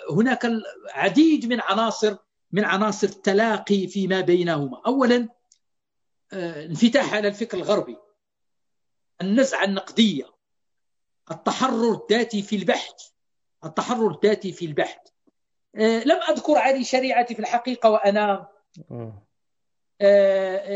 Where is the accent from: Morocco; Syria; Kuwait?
Morocco; عندنا في المغرب لا نعرف لعلي شريعة إلا كتاب إلا كتابين